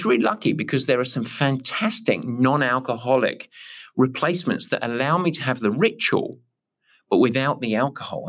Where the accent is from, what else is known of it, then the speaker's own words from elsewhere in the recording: England, United Kingdom; I'm English